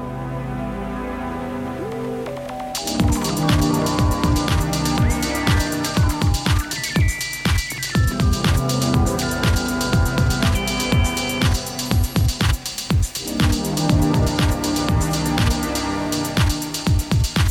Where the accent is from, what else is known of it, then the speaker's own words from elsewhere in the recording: Gaeta, Lazio, Italy; my hometown, Gaeta, in Italy, by the sea